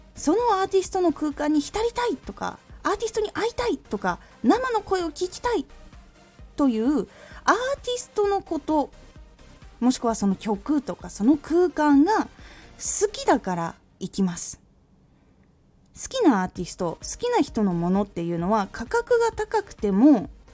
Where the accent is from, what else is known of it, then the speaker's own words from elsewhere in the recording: Aomori, Japan; 私の地元青森でも基本的にはバスが1日に数本とかしかない